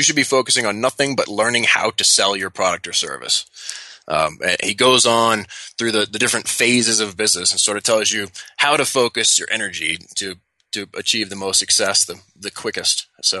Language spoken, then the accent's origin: English; Louisiana, United States; So I grew up in the South. I grew up in Louisiana. That means I was raised with manners.